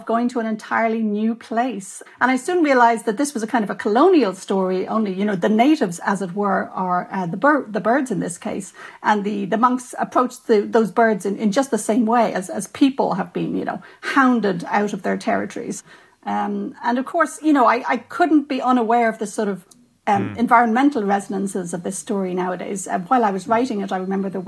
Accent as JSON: {"language": "English", "country": "Ireland", "said": "as an Irish writer and a lapsed Catholic"}